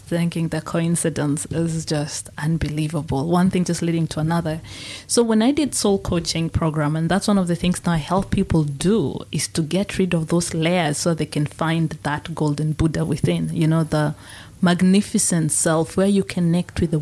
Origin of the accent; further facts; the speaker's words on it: Kenya; So Mount Kenya is where I was born